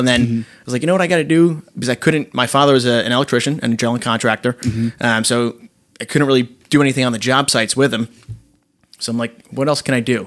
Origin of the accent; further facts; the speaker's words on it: Rutherford, New Jersey, United States; also born or lived in Maspeth, Queens, New York; I was born there, lived there for a year, moved over to Rutherford. From there, I lived in Rutherford my entire life